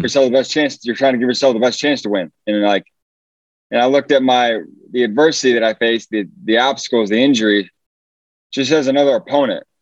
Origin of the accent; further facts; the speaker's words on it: Fort Wayne, Indiana, United States; moved away; I'm from Fort Wayne, Indiana originally